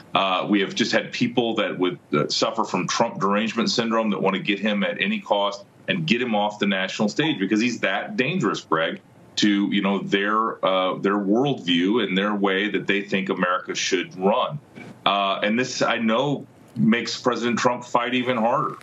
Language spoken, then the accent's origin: English; Iowa, United States; my home state of Iowa